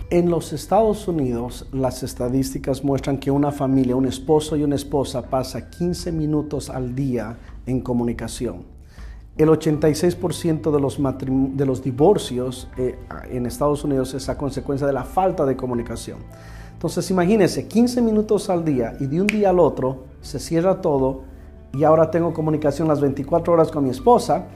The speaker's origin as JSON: {"language": "Spanish", "country": "Bolivia", "moved": "yes", "lives_now": "Houston, United States", "said": "yo soy boliviano"}